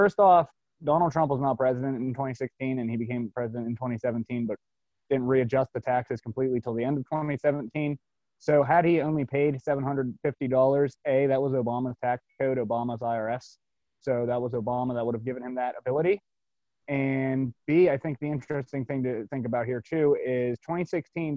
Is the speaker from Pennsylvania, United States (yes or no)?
yes; Altoona, Pennsylvania, United States; I'm from Altoona, Pennsylvania. It's right in the heartland of Pennsylvania